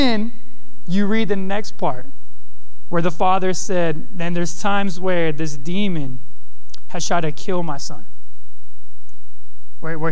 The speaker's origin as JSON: {"language": "English", "town": "Modesto", "region": "California", "country": "United States", "tie": "born or raised there", "said": "I grew up in the West Coast in a ghetto town, Modesto"}